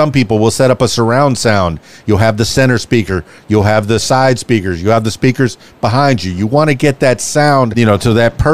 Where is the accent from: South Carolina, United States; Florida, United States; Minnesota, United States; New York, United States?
Florida, United States; Miami; now in Russellville, United States; I'm from Miami, came to Russellville